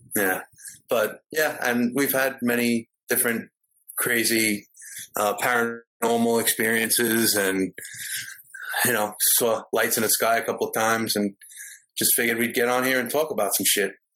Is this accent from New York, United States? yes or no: yes; New York, United States; moved away as an adult; also born or lived in Florida; I grew up in New York